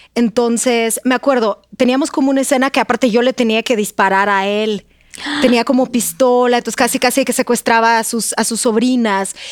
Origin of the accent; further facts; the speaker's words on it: Russia; Spanish is a second language; moved away as an adult; now in Mexico; yo soy de Rusia